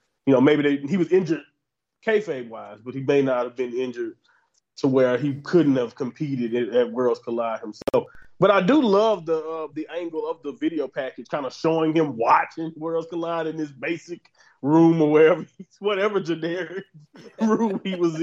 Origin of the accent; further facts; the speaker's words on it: the Southern United States, United States; I'm from Southern America